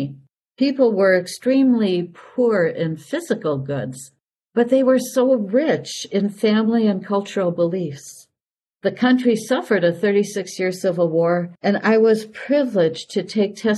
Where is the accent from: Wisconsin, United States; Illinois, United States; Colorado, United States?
Wisconsin, United States; Milwaukee; moved away as an adult; also born or lived in Grand Rapids, Michigan / Superior, Wisconsin / Raymond, Minnesota / Clara City, Minnesota; I was born and raised in Milwaukee, Wisconsin